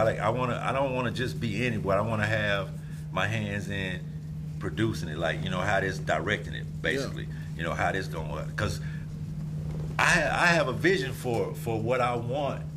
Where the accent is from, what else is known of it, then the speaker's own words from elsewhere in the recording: a small town in Oklahoma, United States; I come from a little small-ass town, Oklahoma. Like, it's maybe 12,000 people.